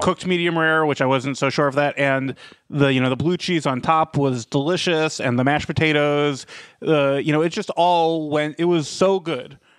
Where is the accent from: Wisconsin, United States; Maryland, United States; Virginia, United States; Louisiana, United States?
Maryland, United States; Rockville; my hometown of Rockville, Maryland